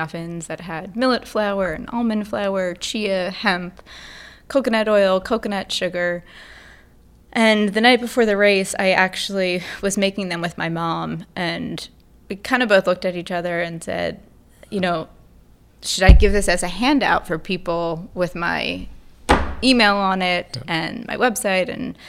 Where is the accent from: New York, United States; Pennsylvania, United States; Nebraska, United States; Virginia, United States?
Pennsylvania, United States; Outside of Philadelphia.